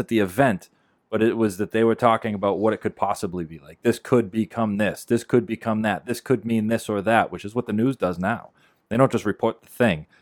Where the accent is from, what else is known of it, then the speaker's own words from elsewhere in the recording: Beverly, United States; We live in Beverly